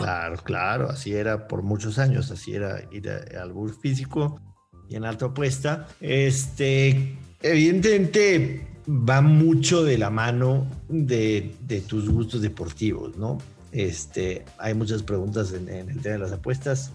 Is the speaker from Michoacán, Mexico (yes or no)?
no; Mexico City, Mexico; Nací en México, México Distrito Federal en aquellos tiempos, hoy Ciudad de México